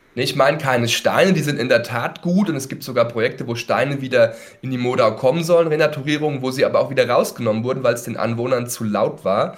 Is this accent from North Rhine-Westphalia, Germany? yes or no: no; Mühltal, Hesse, Germany; Ich bin in Mühltal aufgewachsen